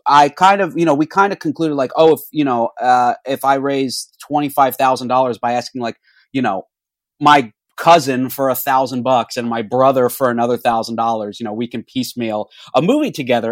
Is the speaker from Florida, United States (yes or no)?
yes; Orlando, Florida, United States; now in Los Angeles, United States; I'm from Orlando, Florida, and I uh, grew up making movies.